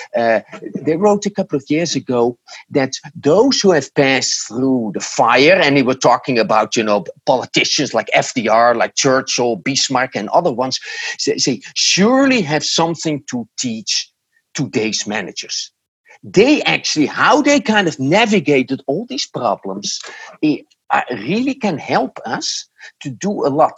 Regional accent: Netherlands; English is a second language; moved away as an adult; now in United States; I was born in the Netherlands and I lived there for the first 46 uh, years

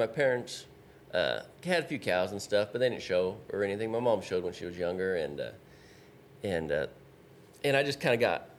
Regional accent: California, United States

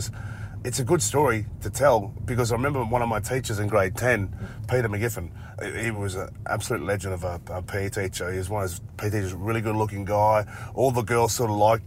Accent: North Queensland, Australia; growing up in North Queensland, so I grew up with Kathy Freeman.

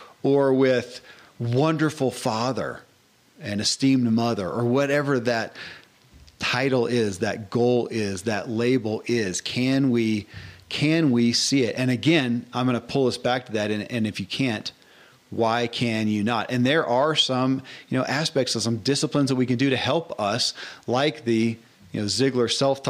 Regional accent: Bowling Green, Kentucky, United States; where I grew up in Bowling Green, Kentucky

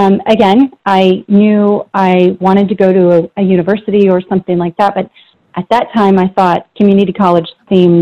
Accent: Central Florida, United States; I'm from Central Florida. I spent a lot of time outside of Orlando in a very small town

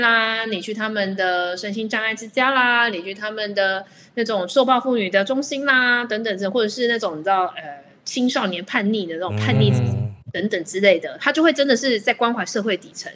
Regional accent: Taiwan; 我们台湾人很喜欢忍让

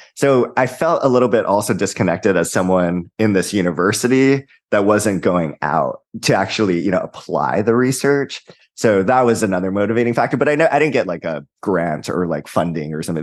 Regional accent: Hawaii, United States; I'm also from Hawaii

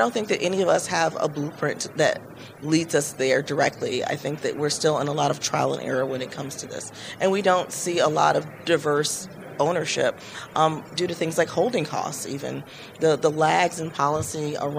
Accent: Michigan, United States; my home state of Michigan

